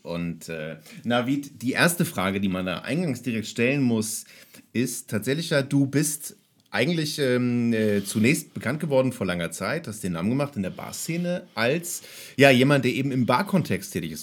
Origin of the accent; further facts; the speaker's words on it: Kiel, Schleswig-Holstein, Germany; zweite Bar in meiner Heimatstadt Kiel, in der ich gearbeitet habe